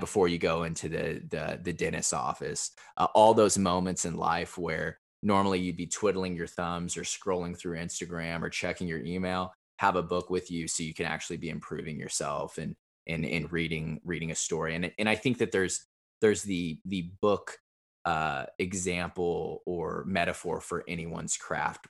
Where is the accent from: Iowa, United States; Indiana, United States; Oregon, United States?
Indiana, United States; Evansville; moved away as an adult; also born or lived in Chicago; now in Nashville, United States; my hometown, which is Evansville, Indiana. It's uh, in southern Indiana.